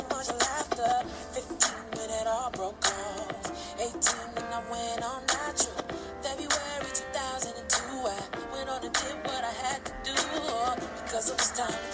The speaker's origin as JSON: {"language": "English", "town": "New York City", "region": "New York", "country": "United States", "said": "I'm from Harlem."}